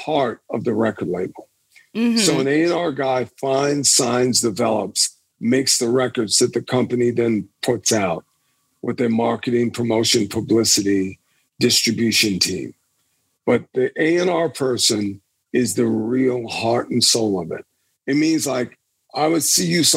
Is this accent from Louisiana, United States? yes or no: yes; Baton Rouge, Louisiana, United States; I was this kid growing up in Louisiana, man, in the hood down there